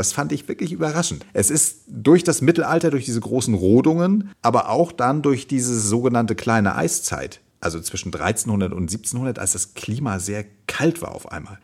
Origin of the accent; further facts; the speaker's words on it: Germany; hier bei uns in Deutschland